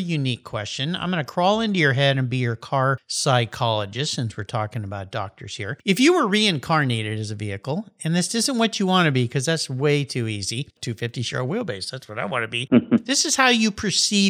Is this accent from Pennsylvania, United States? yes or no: no; San Diego, California, United States; a friend that I grew up with in La Jolla